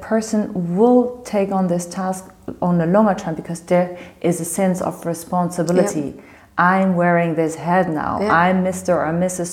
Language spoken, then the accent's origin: English; Germany; also born or lived in Tel Aviv, Israel; I'm from Moroccan descent. I was born and raised in Germany.